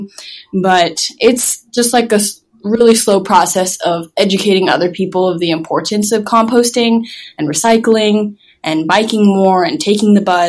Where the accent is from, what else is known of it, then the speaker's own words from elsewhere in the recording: Hawaii, United States; I was born and raised in Hawaii.